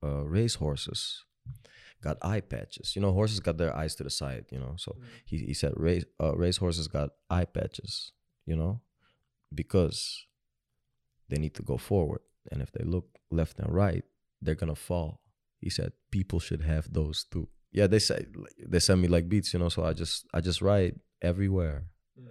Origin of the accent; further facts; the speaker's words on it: Sudan; I am originally from Sudan